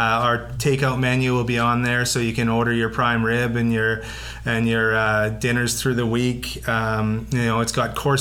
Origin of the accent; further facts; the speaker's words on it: British Columbia, Canada; us as British Columbians